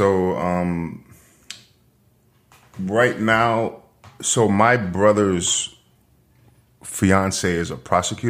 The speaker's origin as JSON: {"language": "English", "region": "New York", "country": "United States", "tie": "born or raised there", "said": "And growing up in New York, the only people who had guns here were the cops or criminals."}